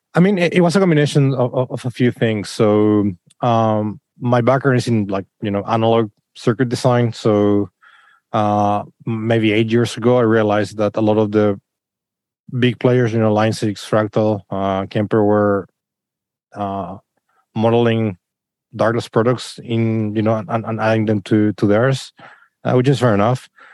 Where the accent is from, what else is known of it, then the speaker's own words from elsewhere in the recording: Chile; moved away; in Chile where I come from